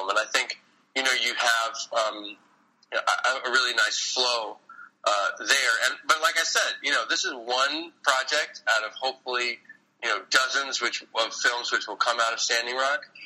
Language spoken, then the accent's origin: English; New York City, New York, United States; we premiere the film on Earth Day in my hometown.